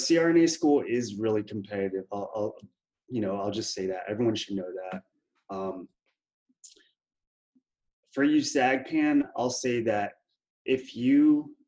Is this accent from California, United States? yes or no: no; Killeen, Texas, United States; also born or lived in Houston, Texas; I'm from Killeen, Texas, which some of y'all might know. It's next to Fort Hood, Central Texas, basically. So I was born and raised there